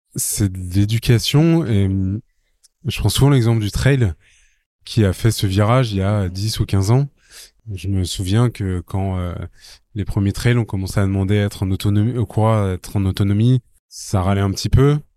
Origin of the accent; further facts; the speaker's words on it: Paris, Île-de-France, France; je suis parisien